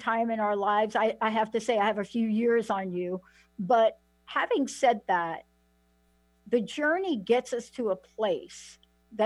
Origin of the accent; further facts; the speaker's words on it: New York, United States; I'm from New York